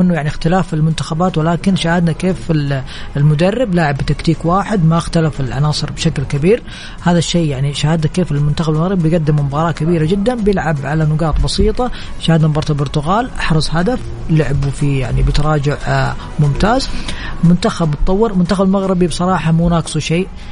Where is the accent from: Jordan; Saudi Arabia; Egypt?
Saudi Arabia; عندنا في السعوديه